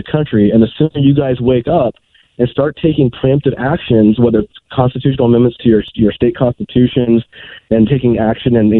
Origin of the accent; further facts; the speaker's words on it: California, United States; I'm a Californian, so we've been dealing with the courts and elected officials